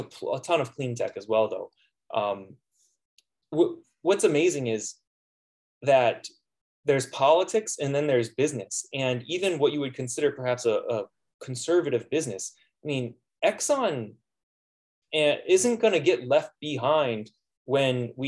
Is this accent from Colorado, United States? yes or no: no; Palm Beach, Florida, United States; now in Fairbanks, United States; I'm from South Florida, actually. I grew up in Palm Beach